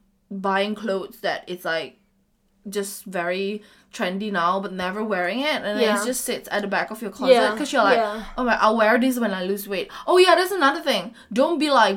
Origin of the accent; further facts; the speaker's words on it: Medan, North Sumatra, Indonesia; moved away as an adult; Medan is always home to me